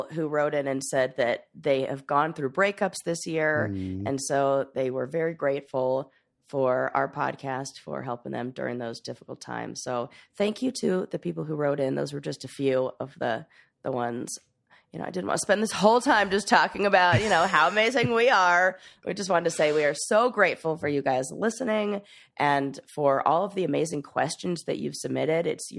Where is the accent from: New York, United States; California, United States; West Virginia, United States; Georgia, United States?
California, United States; Los Angeles; I grew up in LA in Hollywood